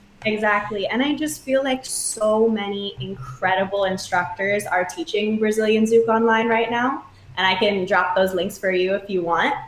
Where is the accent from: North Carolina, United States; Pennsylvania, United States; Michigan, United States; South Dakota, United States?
Michigan, United States; moved away as an adult; now in New York, United States; I'm from Michigan, born and raised. Lived there till I was 18 with my amazing family.